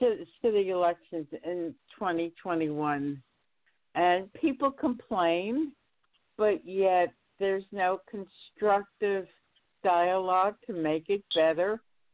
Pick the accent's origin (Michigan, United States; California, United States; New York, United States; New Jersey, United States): New York, United States; New York City; now in Albany, United States; I'm originally from New York City